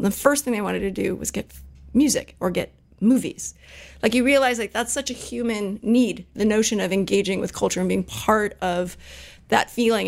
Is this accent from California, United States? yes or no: yes; Silicon Valley, Bay Area, California, United States; I was actually born and raised in Silicon Valley, believe it or not. So born at Stanford, raised in the Bay